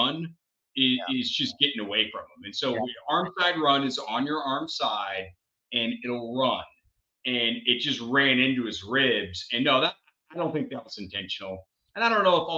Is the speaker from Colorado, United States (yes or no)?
no; Austin, Texas, United States; I'm born and raised in Austin.